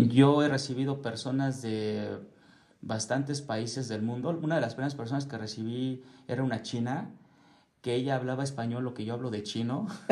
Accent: Mexico City, Mexico; now in Querétaro, Mexico; yo soy de la Ciudad de México, es enorme

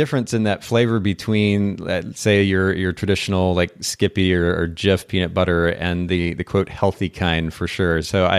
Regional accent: Japan; I grew up in Japan and I actually had the opportunity to go to an eel farm when I was there as a kid.

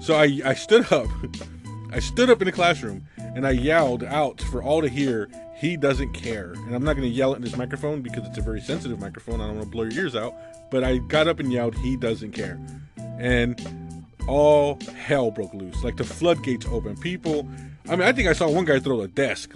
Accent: United States; I grew up right on the Mexican border

